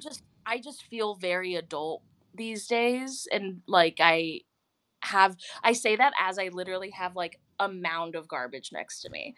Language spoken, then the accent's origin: English; Houston, Texas, United States; now in Los Angeles, United States; I'm from Houston